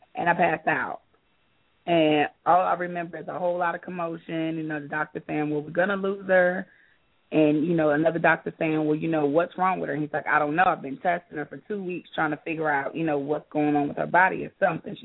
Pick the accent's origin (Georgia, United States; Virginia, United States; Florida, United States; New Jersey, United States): Georgia, United States; also born or lived in New York; I've been in Georgia most of my life since I was a little girl